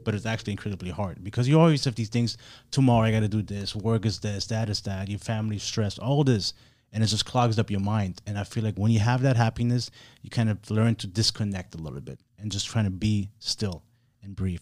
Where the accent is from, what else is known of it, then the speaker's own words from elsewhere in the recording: Germany; now in Miami, United States; I was born and raised in Germany. I grew up super progressive